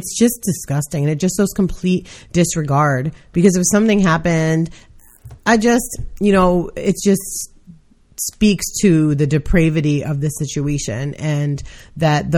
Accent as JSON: {"language": "English", "town": "New York City", "region": "New York", "country": "United States", "tie": "born or raised there", "said": "I'm from New York City. I grew up in a city, so I know that it's not always quiet"}